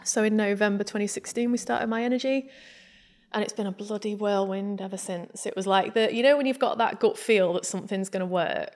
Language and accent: English; Grimsby, Yorkshire and the Humber, United Kingdom; growing up in Grimsby